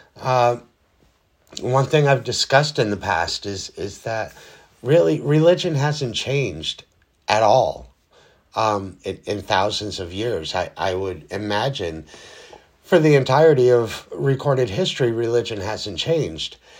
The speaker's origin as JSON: {"language": "English", "country": "United States", "said": "our country here in the United States"}